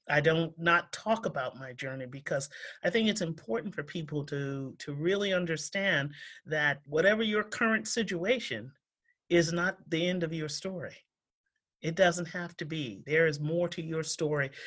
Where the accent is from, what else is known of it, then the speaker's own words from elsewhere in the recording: New York, United States; now in Framingham, United States; I grew up in New York